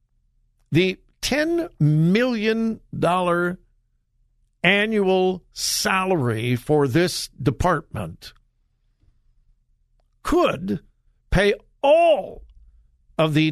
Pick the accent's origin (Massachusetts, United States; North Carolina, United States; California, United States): California, United States; now in Ohio, United States; Born and raised in California, but I've been here more than 45 years